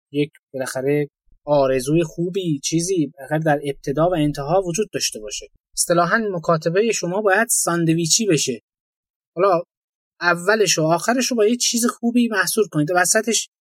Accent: Iran

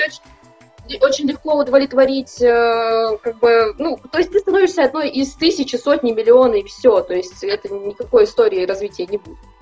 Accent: Kazakhstan; now in Saint Petersburg, Russia; я сама из Казахстана, да, надо сказать, я из Казахстана.

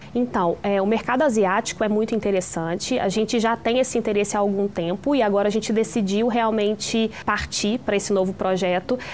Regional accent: interior of Minas Gerais, Brazil; a gente é do interior de Minas

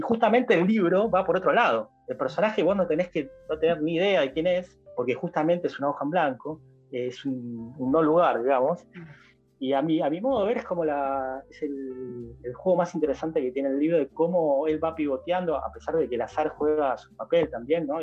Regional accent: Buenos Aires, Argentina; nosotros somos de Capital

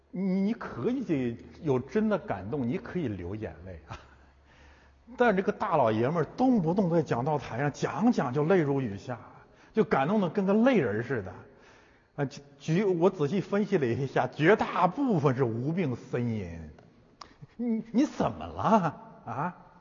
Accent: Heilongjiang, China; moved away; also born or lived in Chaoyang District, Beijing; 我们的故乡黑龙江

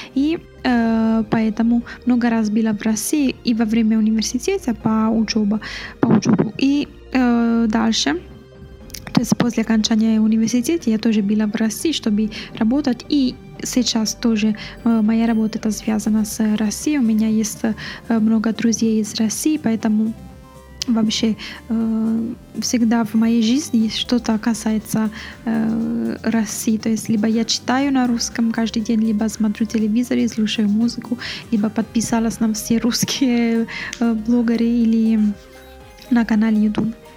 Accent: Italy; Russian is a second language; я из Италии, я итальянка, живу в Италии, но я знаю русский язык, потому что я занималась русским языком в университете

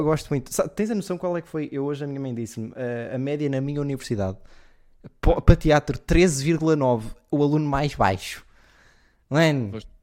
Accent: Leiria, Centro, Portugal; E eu sou, eu sou de Leiria.

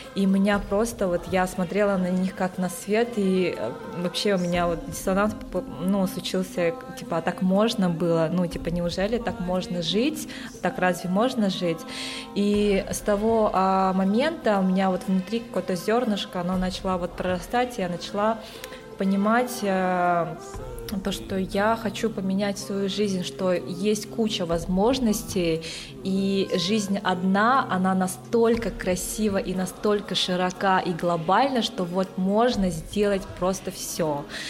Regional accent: Yakutia, Sakha Republic, Russia; moved away as an adult; also born or lived in Moscow / Costa Rica; я сама родом из Якутии и приехала в Москву учиться на инженера-электрика

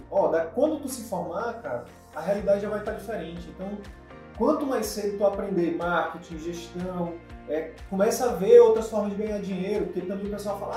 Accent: Piauí, Brazil; moved away as an adult; now in Manaus, Brazil; Eu, eu vim do Piauí para Manaus fazer faculdade.

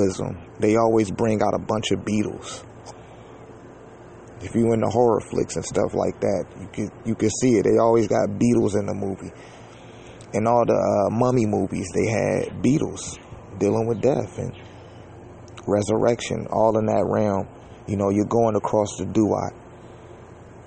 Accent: Detroit, Michigan, United States; I'm from Detroit, Michigan.

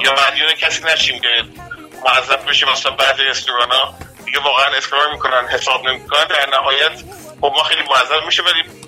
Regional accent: Mashhad, Razavi Khorasan, Iran; moved away as an adult; also born or lived in Manchester, United Kingdom; now in United Kingdom; تو منچستر من متولد شدم هم من هم برادر بزرگم که یک سال من بزرگتره و بعد ما اومدیم ایران و رفتیم مشهد

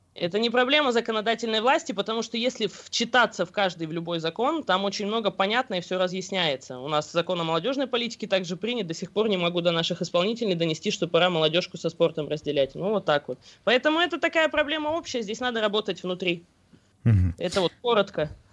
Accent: Bashkortostan, Russia

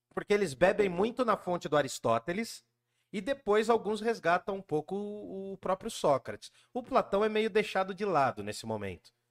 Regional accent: Jundiaí, São Paulo, Brazil; moved away as an adult; also born or lived in Guarulhos / Mooca, São Paulo / República, São Paulo; nasci em Jundiaí

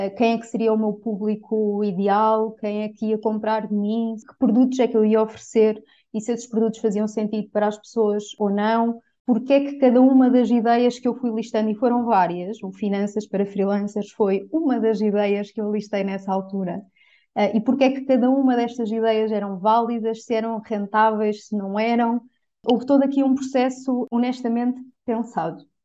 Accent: Coimbra, Centro, Portugal; tenho 33 anos, sou de Coimbra, ou moro em Coimbra neste momento

